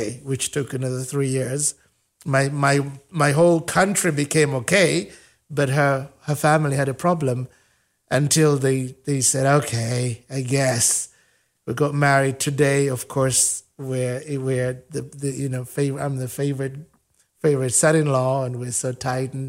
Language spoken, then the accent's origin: English; Uganda; moved away as an adult; now in United States; I'm from Africa